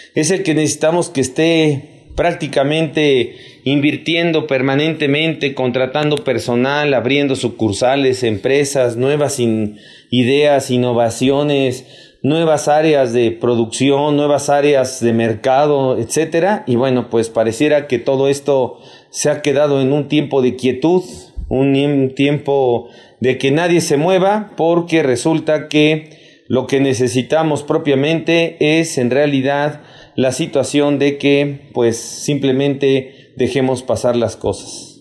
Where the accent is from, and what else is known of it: Mexico